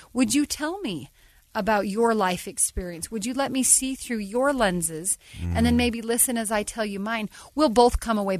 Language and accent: English; Ogden, Utah, United States; I'm from Ogden.